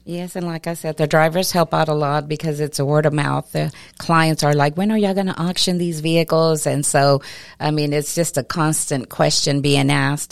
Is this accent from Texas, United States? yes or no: yes; Lamesa, Texas, United States; I was born and raised here in La Mesa.